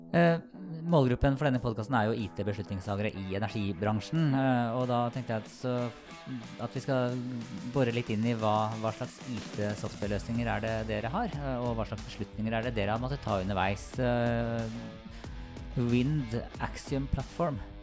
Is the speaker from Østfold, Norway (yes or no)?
yes; Sarpsborg, Østfold, Norway; jeg er fra Sarpsborg